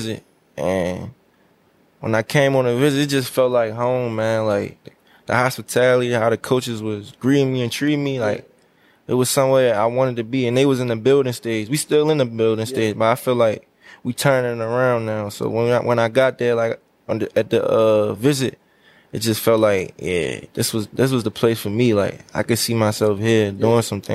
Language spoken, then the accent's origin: English; Baltimore, Maryland, United States; I grew up in Northeast Baltimore